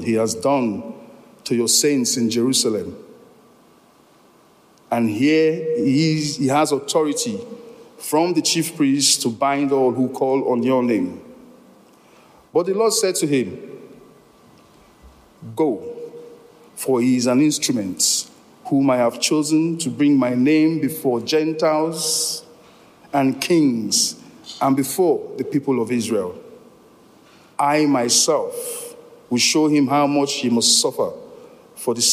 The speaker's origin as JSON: {"language": "English", "country": "Nigeria", "moved": "yes", "said": "I come from Nigeria originally"}